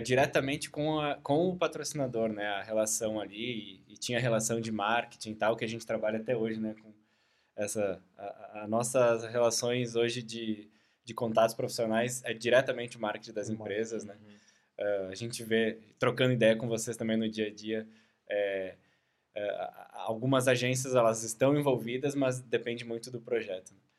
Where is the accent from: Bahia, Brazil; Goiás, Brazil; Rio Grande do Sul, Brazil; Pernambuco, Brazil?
Rio Grande do Sul, Brazil; Caxias do Sul; sou de Caxias do Sul